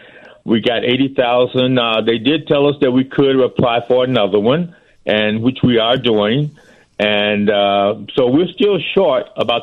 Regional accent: Robbins, Illinois, United States; also born or lived in Chicago; I was born in Chicago, but I was raised in Robbins from the age of two. So I was 2 years old. I have no recollection of living in Chicago. But Robbins is where I've been all my life.

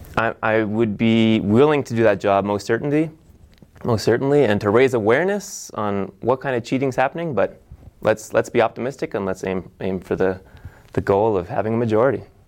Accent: Nova Scotia, Canada; moved away as an adult; now in Asheville, United States; I grew up in Nova Scotia, Canada

